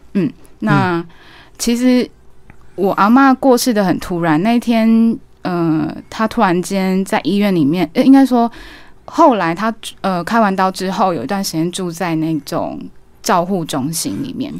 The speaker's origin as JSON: {"language": "Chinese", "country": "Taiwan", "tie": "born or raised there", "also_born_or_lived": "Hualien, Taiwan / Chiayi, Taiwan / United Kingdom", "said": "我是从小在花莲和嘉义长大的小孩，就是嗯。我的爸爸是花莲人，然后妈妈是嘉义人"}